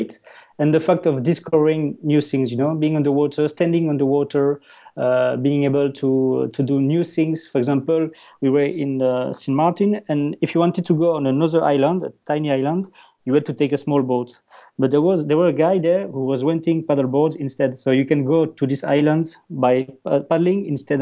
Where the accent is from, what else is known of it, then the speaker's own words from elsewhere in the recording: Wallonia, Belgium; accent: Dutch; first language French; English is a second language; I'm from Belgium. So my native language is French. Because in the south part of Belgium, you speak French, of course